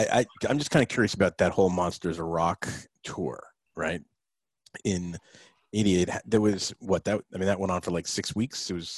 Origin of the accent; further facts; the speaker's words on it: Northern New Jersey, United States; I grew up in Northern Jersey.